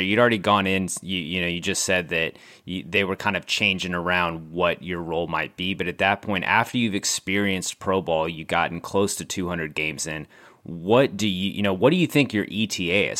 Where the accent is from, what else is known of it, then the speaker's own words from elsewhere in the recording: San Antonio, Texas, United States; San Antonio, which we've, we've documented on this podcast before, is my hometown